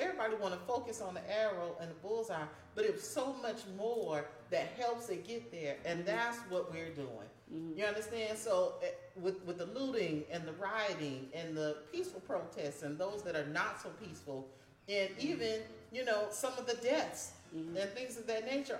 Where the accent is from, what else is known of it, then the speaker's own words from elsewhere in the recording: Miami, Florida, United States; I'm from Miami